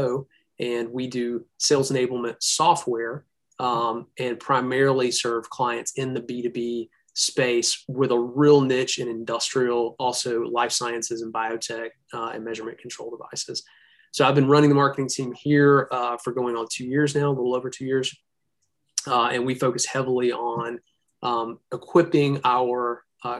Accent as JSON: {"language": "English", "town": "Birmingham", "region": "Alabama", "country": "United States", "said": "I'm from Birmingham, Alabama"}